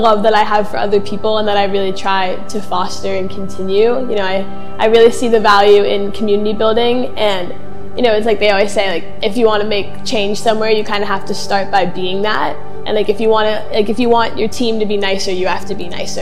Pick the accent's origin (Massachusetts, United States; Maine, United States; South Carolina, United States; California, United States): Massachusetts, United States; Mashpee; I grew up in Mashpee.